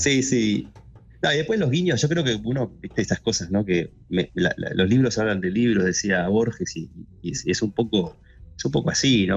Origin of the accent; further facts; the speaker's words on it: Neuquén, Argentina; moved away as an adult; now in Buenos Aires, Argentina; Yo nací en realidad en Buenos Aires, me fui a Neuquén a los 5, después ah, volví a, los 18 a, los 18 a estudiar a Buenos Aires